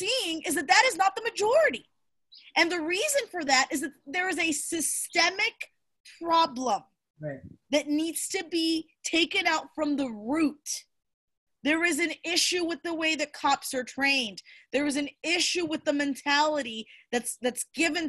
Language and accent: English; Cuba; now in United States; I was born in Cuba